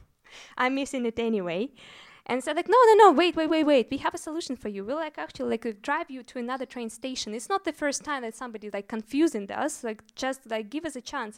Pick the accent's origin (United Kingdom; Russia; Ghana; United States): Russia; moved away as an adult; also born or lived in Moscow; now in Berlin, Germany; I'm actually from Russia, so before moving to Berlin, I was working in Moscow